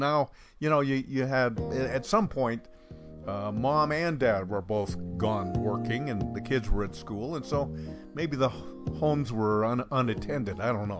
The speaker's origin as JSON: {"language": "English", "town": "Bend", "region": "Oregon", "country": "United States", "tie": "born or raised there", "said": "I grew up in Central Oregon, Bend."}